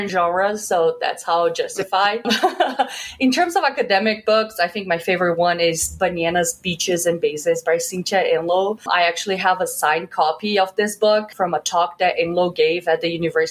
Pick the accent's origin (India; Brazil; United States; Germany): Brazil; Belo Horizonte, Minas Gerais; moved away; I'm from Belo Horizonte, Minas Gerais, which is the fifth largest city in Brazil. Growing up, there really was just two teams in the city